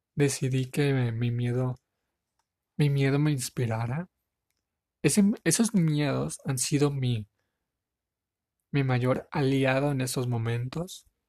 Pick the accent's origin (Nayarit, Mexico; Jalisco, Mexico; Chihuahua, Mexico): Nayarit, Mexico; Tepic; Soy de la ciudad de Tepic Nayarit, México